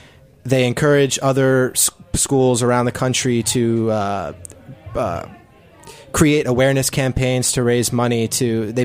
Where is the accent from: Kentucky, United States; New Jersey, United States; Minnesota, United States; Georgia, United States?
New Jersey, United States; I'm from New Jersey. I grew up with Aaron and Randolph